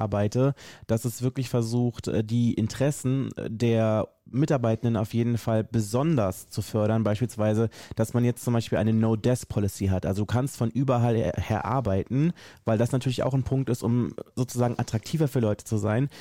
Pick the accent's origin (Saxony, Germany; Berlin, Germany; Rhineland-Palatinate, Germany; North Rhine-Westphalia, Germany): Berlin, Germany; ich äh, bin aus Berlin und arbeite in einem Unternehmen